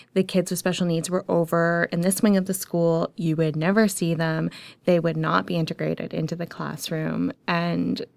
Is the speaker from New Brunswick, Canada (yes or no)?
no; Ajax, Ontario, Canada; I grew up in Ajax